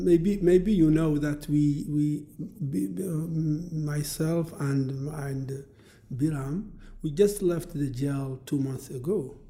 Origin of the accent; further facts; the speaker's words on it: Mauritania; I was born a slave, and my mom died slave, and I'm from Mauritania